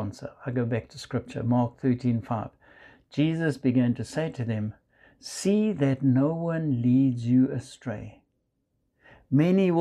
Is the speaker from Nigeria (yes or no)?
no; South Africa; now in United States; You might hear from my accent, I come from South Africa.